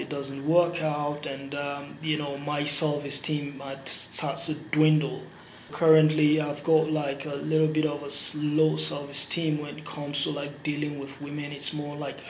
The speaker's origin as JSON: {"language": "English", "country": "Nigeria", "moved": "as an adult", "lives_now": "United States", "said": "I'm originally from Nigeria and currently residing in the US. I came here for college."}